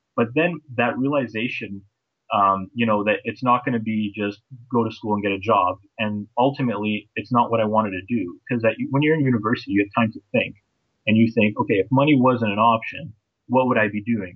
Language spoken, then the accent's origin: English; Toronto, Ontario, Canada; also born or lived in Bosnia / United Kingdom; I'm actually from Toronto, Ontario, Canada